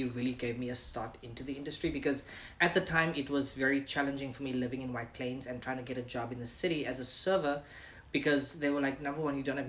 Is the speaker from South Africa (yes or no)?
yes; Cape Town, Western Cape, South Africa; moved away as an adult; also born or lived in San Francisco; now in United States; I was born in Cape Town. Mm-hmm. Cape Town, South Africa. I lived there until I was 21.